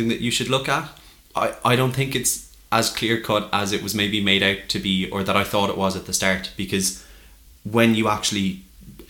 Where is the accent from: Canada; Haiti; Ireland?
Ireland; Tipperary, Munster; moved away as an adult; also born or lived in Cork; I'm from Tip.